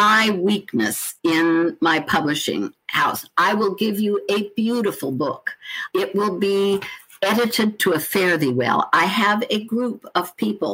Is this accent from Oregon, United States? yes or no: yes; Oregon, United States; now in South Carolina, United States; although I'm a Westerner. I'm from Oregon originally. I've lived here for 35 years